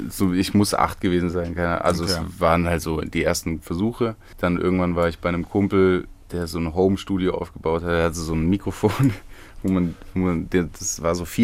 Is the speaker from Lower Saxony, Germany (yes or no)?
no; Rhineland-Palatinate, Germany; also born or lived in Stuttgart; bin hier geboren, aber ja? ich bin in Rheinland-Pfalz aufgewachsen.